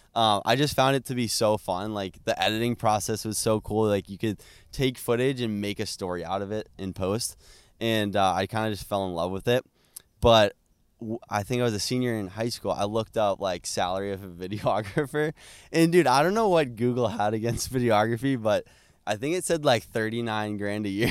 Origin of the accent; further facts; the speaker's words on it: Plymouth, Massachusetts, United States; we're from Plymouth, Massachusetts